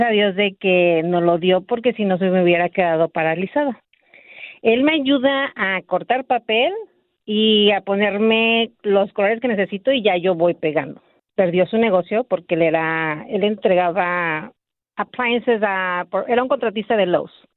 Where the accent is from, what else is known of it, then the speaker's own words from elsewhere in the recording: Mexico City, Mexico; now in Azusa, United States; Somos de la Ciudad de México, pues dejamos familia allá